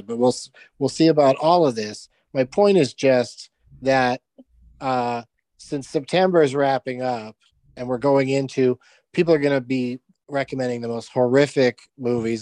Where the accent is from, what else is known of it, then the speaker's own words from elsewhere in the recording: San Diego, California, United States; I grew up in San Diego